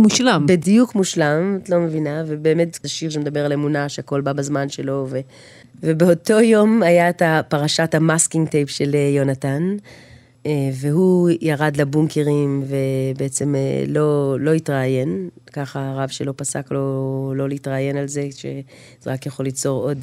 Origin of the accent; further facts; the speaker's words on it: Jerusalem, Jerusalem District, Israel; אני גרה בשוק, נולדתי בנחלאות, אה, כל החיים אני שם מגיל אפס